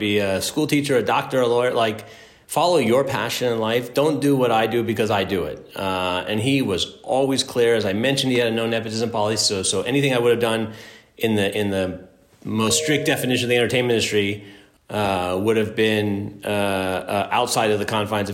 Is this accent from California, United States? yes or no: yes; Los Angeles, California, United States; growing up in Los Angeles